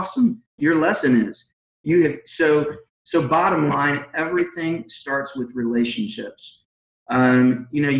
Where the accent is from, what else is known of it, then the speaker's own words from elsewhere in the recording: Georgia, United States; also born or lived in Philadelphia, Pennsylvania; I was born in Philadelphia, grew up, went to high school in Georgia